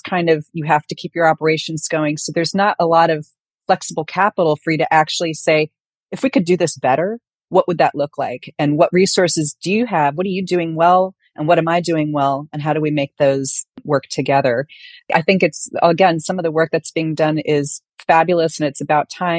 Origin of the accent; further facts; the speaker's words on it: San Francisco, California, United States; I grew up in San Francisco